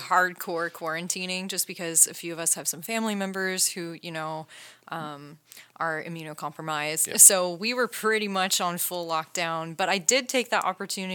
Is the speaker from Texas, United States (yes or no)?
no; Newnan, Georgia, United States; that's my hometown, like that's where I grew up.